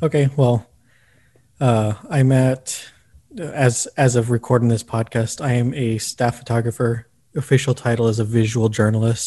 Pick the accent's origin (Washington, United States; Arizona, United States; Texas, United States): Texas, United States; El Paso; moved away as an adult; now in Austin, United States; my hometown. Before this, I was at the El Paso Times